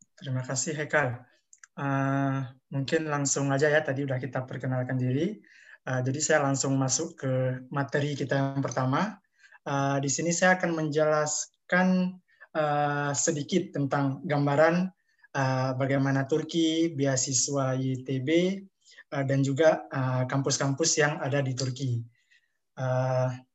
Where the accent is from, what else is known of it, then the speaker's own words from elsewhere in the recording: Aceh, Indonesia; moved away as an adult; now in Izmir, Turkey; Dan saya asal dari Aceh, di Indonesia, di Aceh.